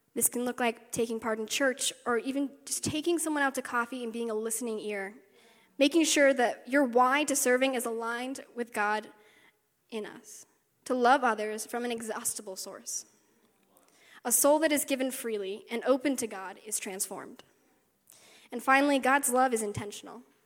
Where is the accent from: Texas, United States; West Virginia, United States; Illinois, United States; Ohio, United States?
West Virginia, United States; moved away; I grew up in the South, grew up in West Virginia for like 10 years.